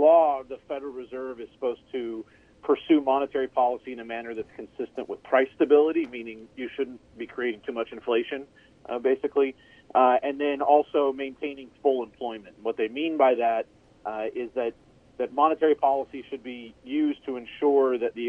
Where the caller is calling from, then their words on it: San Angelo, Texas, United States; I'm calling in from San Angelo, Texas, which is in west central Texas. So basically somewhere between Lubbock and San Antonio in a north-south direction.